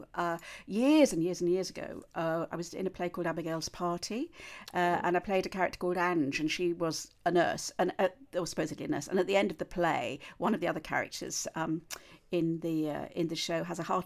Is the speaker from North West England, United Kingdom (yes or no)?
yes; Cheshire, North West England, United Kingdom; moved away; I'm a Cheshire gal. I come from Cheshire